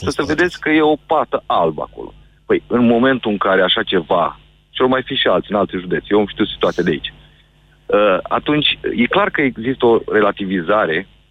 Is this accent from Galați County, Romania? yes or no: yes; Galați, Galați County, Romania; zona Galați, de unde sunt eu